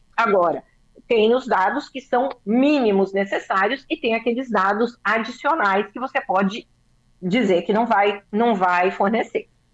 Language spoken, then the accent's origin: Portuguese; São Paulo, Brazil; Eu sou paulista